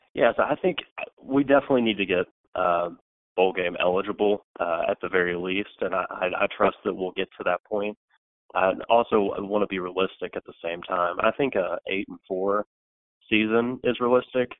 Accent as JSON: {"language": "English", "town": "Beckley", "region": "West Virginia", "country": "United States", "tie": "born or raised there", "lives_now": "Morgantown, United States", "said": "I'm from Beckley, West Virginia, actually, which is in the southern part of the state, about two and a half hours south of Morgantown"}